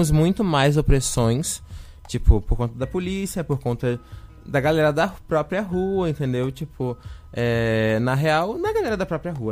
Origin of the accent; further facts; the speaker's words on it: Rio de Janeiro, Brazil; moved away as an adult; now in Florianópolis, Brazil; É, eu sou do Rio de Janeiro né? Eu cheguei aqui em 2017 já para vir para UFSC para poder fazer artes cênicas